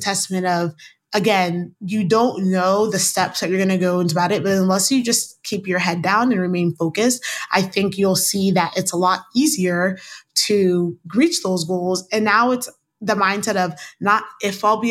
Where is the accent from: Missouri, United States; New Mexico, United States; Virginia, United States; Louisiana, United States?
Missouri, United States; Kansas City; also born or lived in overseas (birthplace); now in Washington DC, United States; I was born overseas, but I grew up in Kansas City